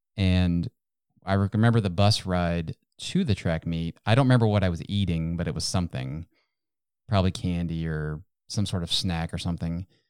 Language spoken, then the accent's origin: English; Ohio, United States; now in North Texas, United States; Where I was growing up in Ohio, we had much bigger backyards than we have here in Texas, in North Texas.